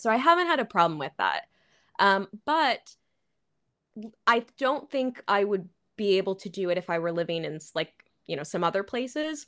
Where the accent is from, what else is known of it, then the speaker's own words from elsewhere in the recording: Chicago, Illinois, United States; moved away as an adult; also born or lived in Florida / Turkey; now in Shanghai, China; I'm from the Chicago area, like, you know, the suburbs around Chicago